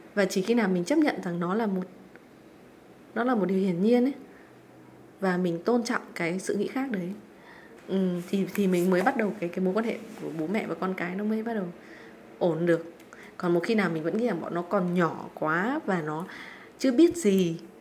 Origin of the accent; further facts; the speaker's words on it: Vietnam; mình là người Việt Nam